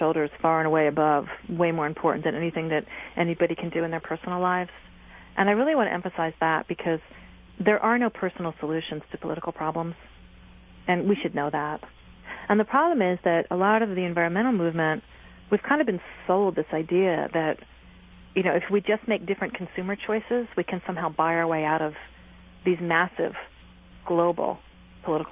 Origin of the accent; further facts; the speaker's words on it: East Coast, United States; I'm from the East Coast